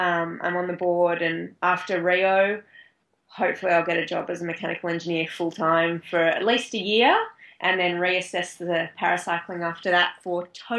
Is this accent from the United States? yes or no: no; Australia; I guess I'm lucky with one of my main rivals being another Australian.